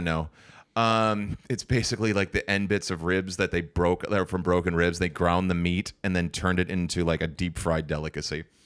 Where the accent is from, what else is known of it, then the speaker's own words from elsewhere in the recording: St. Cloud, Minnesota, United States; I'm from Saint Cloud.